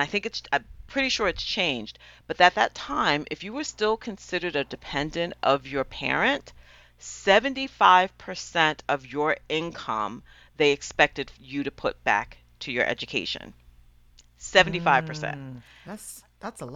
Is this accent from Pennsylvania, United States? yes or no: no; Westchester County, New York, United States; Westchester County, which is where I grew up in New York